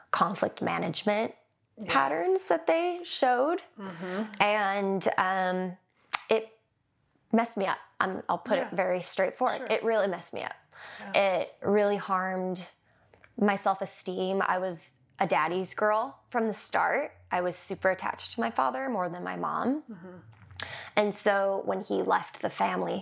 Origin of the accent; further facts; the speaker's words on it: Manhattan Beach, California, United States; growing up in Manhattan Beach